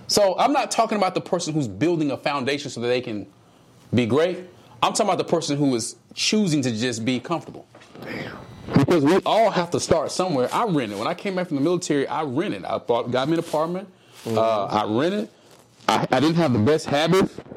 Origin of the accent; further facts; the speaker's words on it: Dallas, Texas, United States; I, am from the South. I'm from Dallas